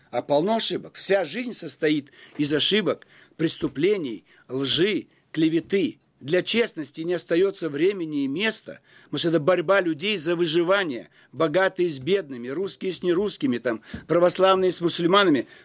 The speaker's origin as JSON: {"language": "Russian", "region": "Almaty", "country": "Kazakhstan", "lives_now": "Russia", "said": "Я приехал из Алматы. Вы там были когда-нибудь? Поезжайте там, поживите. Там нет больше возможности мне появляться. Это стало за границей."}